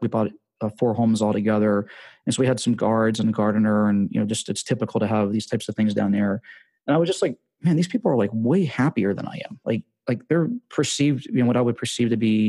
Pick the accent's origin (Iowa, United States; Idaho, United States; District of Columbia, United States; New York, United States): District of Columbia, United States; Washington; moved away as an adult; also born or lived in Las Vegas / Costa Rica; I'm from Washington, D.C., but we had moved to Vegas for a year